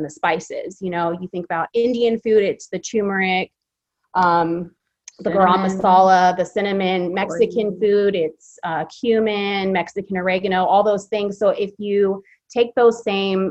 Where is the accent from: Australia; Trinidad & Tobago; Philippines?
Philippines; now in Fresno, United States; I was born in the Philippines, so I'm half Filipino, so that's a big part of my culture. And then just being here in Fresno